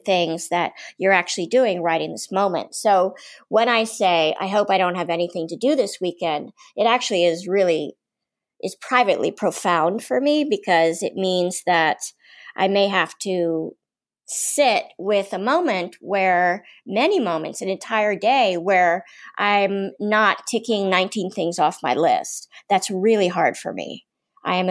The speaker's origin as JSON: {"language": "English", "town": "Washington", "region": "District of Columbia", "country": "United States", "said": "I'm from Washington, D.C."}